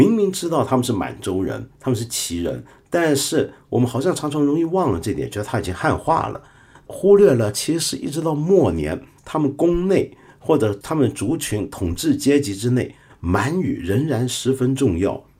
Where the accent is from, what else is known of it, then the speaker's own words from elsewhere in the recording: China; 我身为一个中国人，常常会反过来想，我猜我大概是个汉人啊